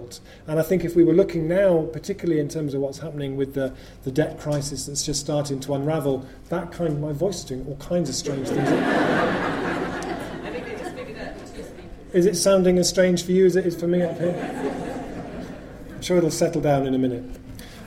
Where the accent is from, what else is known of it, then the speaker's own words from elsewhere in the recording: Bristol, South West England, United Kingdom; Well, Bristol's my hometown, really. I lived here from the age of 13, and when I was growing up here